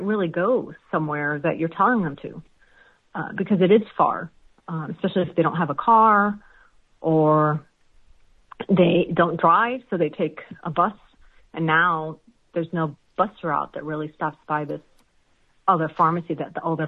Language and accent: English; Chicago, Illinois, United States; accent: American; also born or lived in Palestine; Yes, I immigrated to Chicago when I was two.